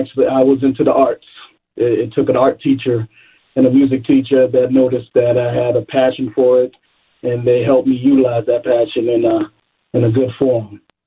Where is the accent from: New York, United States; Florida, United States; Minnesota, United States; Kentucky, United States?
New York, United States; New York City; also born or lived in Brooklyn, New York; now in Hopkins, United States; I grew up, I was born in Brooklyn, New York, reside in Far Rockaway, Queens, Edgemere Projects